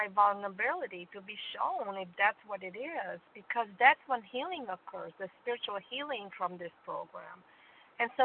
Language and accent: English; Romania; now in Greenville, United States; I'm originally from Romania